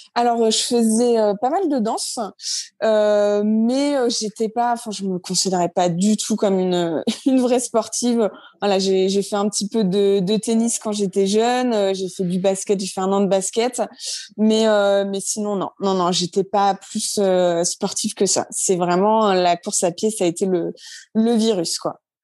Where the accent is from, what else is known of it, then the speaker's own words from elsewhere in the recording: Normandy, France; also born or lived in Brittany / La Ciotat; now in Orléans, France; je suis pas du tout de la région. De base, je suis normande.